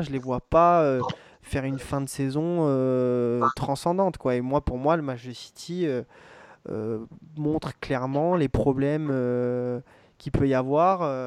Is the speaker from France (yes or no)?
yes; France; en tant que Français